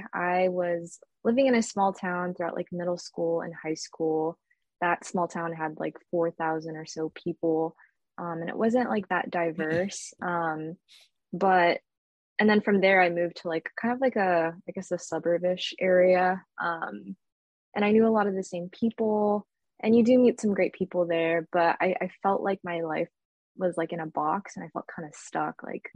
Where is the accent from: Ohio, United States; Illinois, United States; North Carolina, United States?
Illinois, United States; Chicago; also born or lived in Arkansas; now in Oakland, United States; I was actually born in Chicago, and I was raised in Chicago.